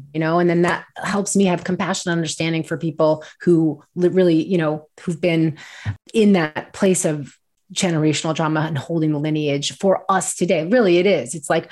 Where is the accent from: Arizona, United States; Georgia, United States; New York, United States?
New York, United States; I grew up in New York. We're Jewish. We're from New York